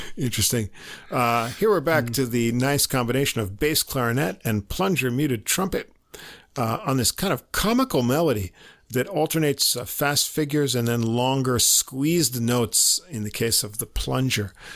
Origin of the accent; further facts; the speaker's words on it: New York, United States; accent: New York; we're not using New York accents anymore.